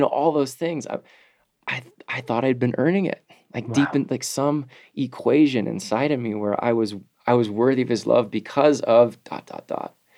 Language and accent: English; United States; as an American man